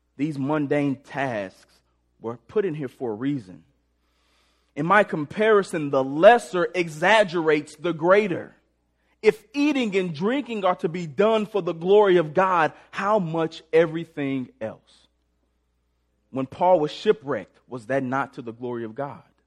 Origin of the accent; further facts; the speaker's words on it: St. Louis, Missouri, United States; moved away as an adult; now in Springfield, United States; I grew up in Sp-, Saint Louis, Missouri, came down to Springfield to play football at Missouri State.